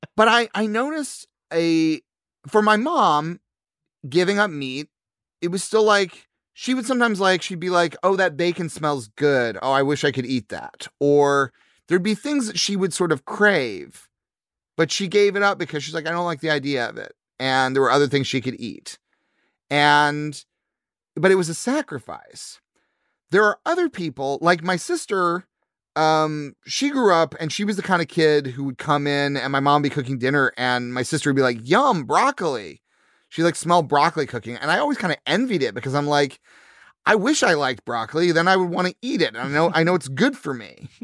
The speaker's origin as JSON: {"language": "English", "region": "Missouri", "country": "United States", "tie": "born or raised there", "said": "I grew up in Missouri"}